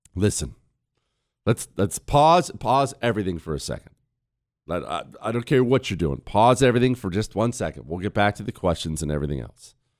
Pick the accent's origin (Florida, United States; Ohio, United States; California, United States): Ohio, United States; moved away; Most of my family's from Ohio. I was born in Ohio